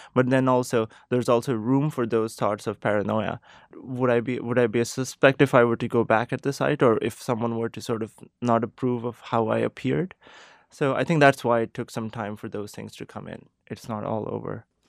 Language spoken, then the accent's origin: English; Pakistan; moved away as an adult; now in Boston, United States; I am from Pakistan. I was born and raised there.